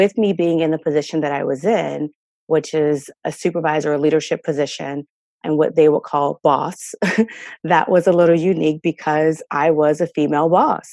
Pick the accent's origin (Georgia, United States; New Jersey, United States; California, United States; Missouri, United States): New Jersey, United States; I grew up in North Jersey